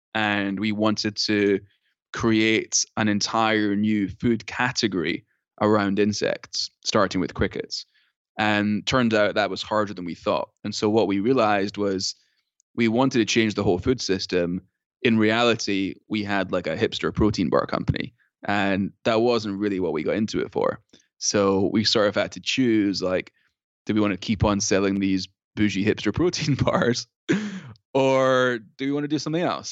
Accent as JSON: {"language": "English", "region": "Scotland", "country": "United Kingdom", "moved": "yes", "lives_now": "United States", "said": "I'm from Scotland"}